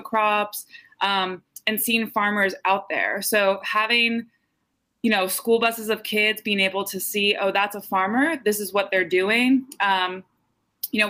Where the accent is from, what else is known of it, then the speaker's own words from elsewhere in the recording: West Chester, Pennsylvania, United States; moved away as an adult; now in Saratoga Springs, United States; I'm from Westchester, Pennsylvania originally.